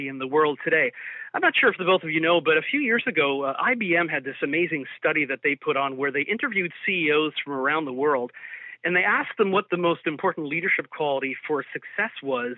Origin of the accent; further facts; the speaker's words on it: Toronto, Ontario, Canada; I'm originally from Toronto, born of a Portuguese heritage.